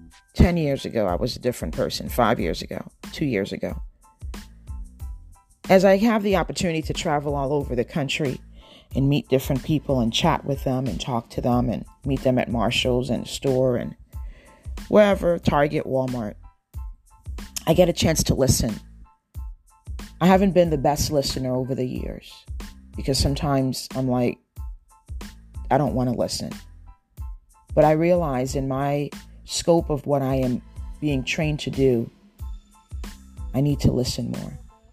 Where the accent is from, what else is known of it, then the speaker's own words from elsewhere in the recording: Trinidad & Tobago; born there; I don't think that God gives me favor because I was born in Trinidad.